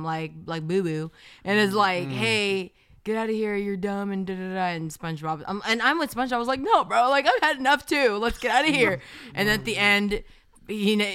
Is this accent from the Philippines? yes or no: yes; Philippines; moved away; I was born in the Philippines